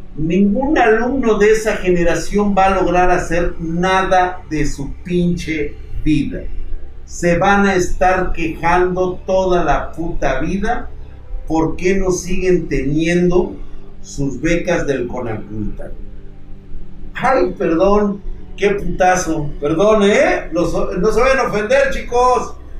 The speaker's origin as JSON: {"language": "Spanish", "country": "Mexico", "said": "somos mexicanos"}